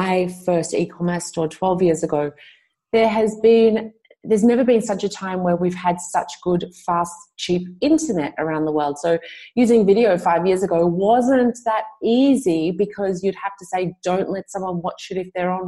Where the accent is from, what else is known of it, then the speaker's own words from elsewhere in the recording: Australia; I'm from Australia and we always say Aussie, Aussie, Aussie